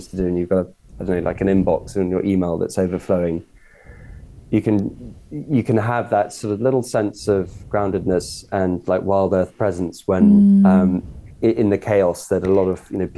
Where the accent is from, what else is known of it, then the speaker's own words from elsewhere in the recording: Cornwall, South West England, United Kingdom; And I grew up in Cornwall